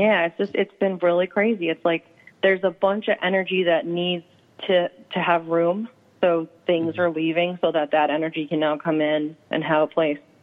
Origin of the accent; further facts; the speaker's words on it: Medford, Massachusetts, United States; I grew up in Medford